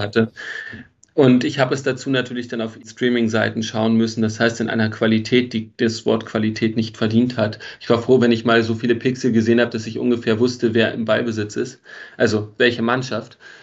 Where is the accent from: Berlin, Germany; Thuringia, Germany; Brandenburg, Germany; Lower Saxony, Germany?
Berlin, Germany; moved away as an adult; also born or lived in Frankfurt (Oder); now in Vienna, Austria; geboren äh, wurde ich in Wilmersdorf, bin dann in Steglitz und Zehlendorf groß geworden